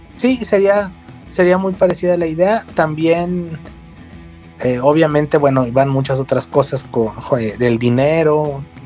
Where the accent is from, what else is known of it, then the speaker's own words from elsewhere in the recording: Mexico; como mexicano